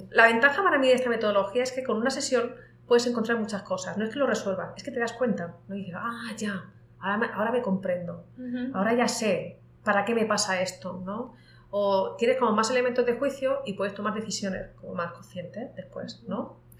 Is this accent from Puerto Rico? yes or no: no; Spain; moved away as an adult; now in Latin America; te hablaba antes de cuando me vine de España para acá, pues yo me justificaba y decía, no, no, me quiero ir a América Latina por la deuda histórica que tenemos